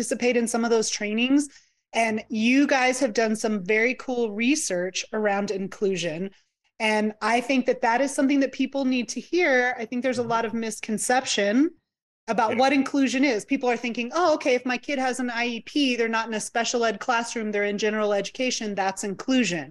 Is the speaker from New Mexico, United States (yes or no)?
yes; New Mexico, United States; I'm from New Mexico, and we have New Mexico State, and then we have University of New Mexico